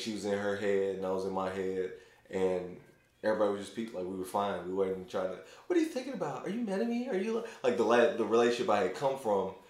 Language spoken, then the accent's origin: English; Louisville, Kentucky, United States; I'm from Louisville, so I have like gobs of friends